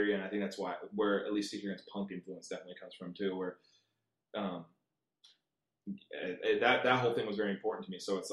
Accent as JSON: {"language": "English", "town": "Rancho Santa Margarita", "region": "California", "country": "United States", "tie": "born or raised there", "also_born_or_lived": "Long Beach / Costa Mesa", "said": "we did the whole South County thing where I lived in Rancho Santa Margarita for a while."}